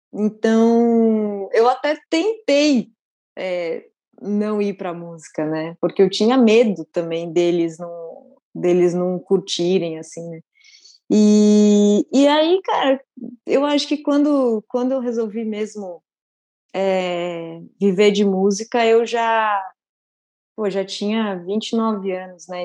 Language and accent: Portuguese; São Paulo, Brazil; Eu sou de São Paulo, mas eu cresci, todas as minhas férias foram no interior.